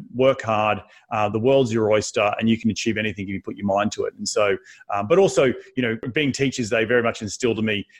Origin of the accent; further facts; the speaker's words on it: Sunshine Coast, Queensland, Australia; moved away as an adult; also born or lived in New York City; now in United States; growing up on the Sunshine Coast in Queensland, surfing, riding horses.